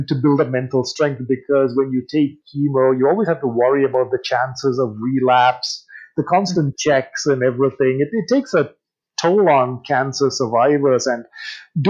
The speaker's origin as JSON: {"language": "English", "region": "England", "country": "United Kingdom", "tie": "born or raised there", "also_born_or_lived": "India", "moved": "yes", "said": "I grew up in England"}